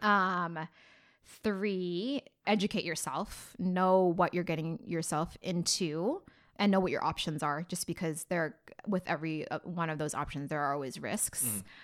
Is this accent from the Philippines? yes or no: yes; Philippines; I'm Filipino